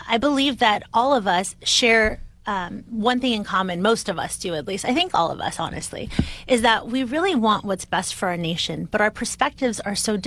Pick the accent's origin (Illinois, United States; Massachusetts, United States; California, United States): California, United States; Bay Area; I'm from the Bay Area in California, which is very diverse